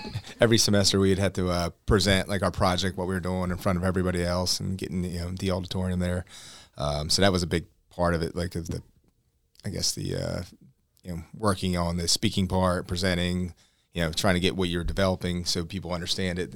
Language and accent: English; Cedarville, New Jersey, United States; I grew up in Cedarville, which is Cumberland County